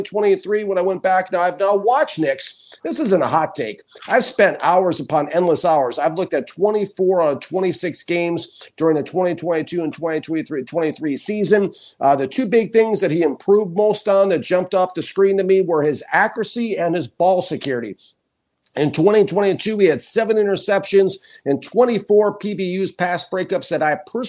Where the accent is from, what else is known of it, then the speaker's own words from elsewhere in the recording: Minnesota, United States; now in Key West, United States; I'm from Minnesota.